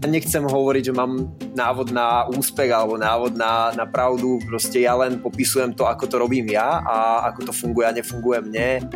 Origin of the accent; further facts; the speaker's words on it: Liptov, Liptovský Mikuláš district, Žilina Region, Slovakia; moved away as an adult; also born or lived in Trnava; now in Prague, Czech Republic; ja pochádzam z malebnej dedinky na Liptove, uh, eh, kde som vyrastal v okrese Liptovský Mikuláš, uh, takže, takže ja som Lipták